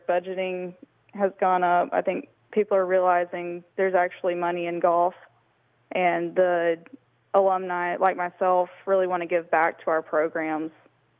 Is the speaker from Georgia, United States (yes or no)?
yes; Columbus, Georgia, United States; I grew up in Columbus, so I love the courses down there.